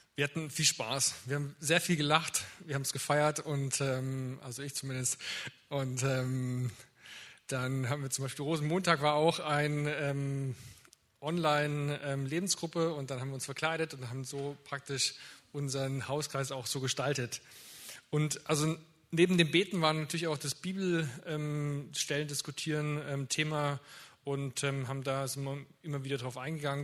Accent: Winnenden, Baden-Württemberg, Germany; Ich komme hier aus Winnenden

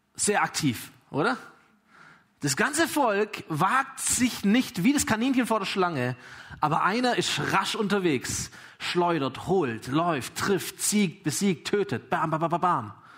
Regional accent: Germany; ich bin Deutscher

